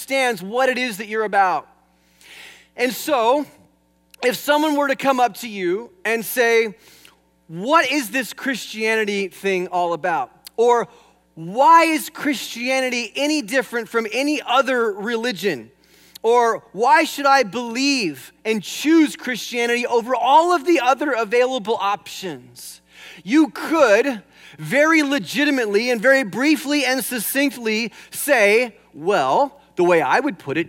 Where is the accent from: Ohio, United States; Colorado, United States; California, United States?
California, United States; moved away; I'm from California. In fact, I used to take flying lessons over here at Camarillo Airport many years ago, and I used to drive out from the San Fernando Valley.